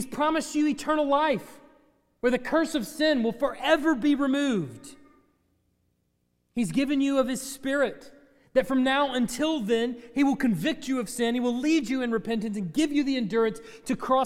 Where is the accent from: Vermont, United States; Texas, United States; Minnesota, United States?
Texas, United States; I'm from Texas.